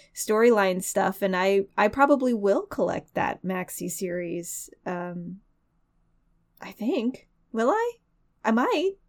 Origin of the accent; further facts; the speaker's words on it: United States; as a human being and an American